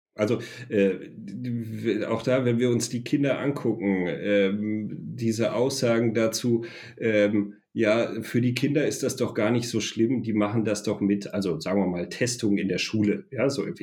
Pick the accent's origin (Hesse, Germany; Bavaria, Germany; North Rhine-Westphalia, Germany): North Rhine-Westphalia, Germany; a small village in the Sauerland; ein kleines sauerländisches Dorf, wo ich herkomme